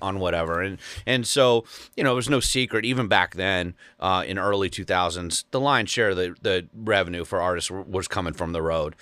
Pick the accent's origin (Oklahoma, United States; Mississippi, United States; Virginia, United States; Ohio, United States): Ohio, United States; Cincinnati; now in Brentwood, Tennessee, United States; born and raised in Cincinnati